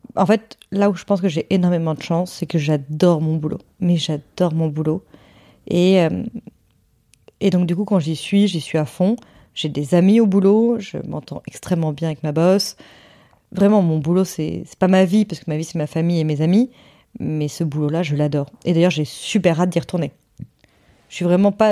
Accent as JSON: {"language": "French", "area": "Hossegor", "region": "Nouvelle-Aquitaine", "country": "France", "moved": "yes", "said": "dans le sud-ouest chez moi à Osgore"}